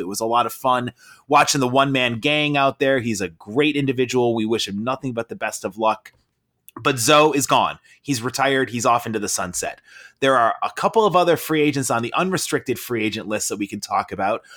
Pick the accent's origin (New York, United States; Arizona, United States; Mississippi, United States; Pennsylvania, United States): New York, United States; Rochester; I grew up in Rochester